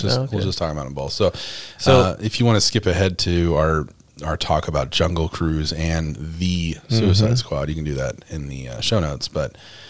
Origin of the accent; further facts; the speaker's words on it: Oklahoma, United States; accent: redneck; I'm from Oklahoma, so I have redneck accent